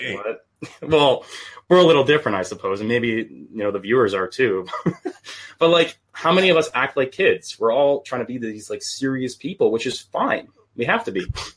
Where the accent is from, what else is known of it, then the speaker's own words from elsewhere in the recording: Canada; Half British, and then I'm just Canadian on the other half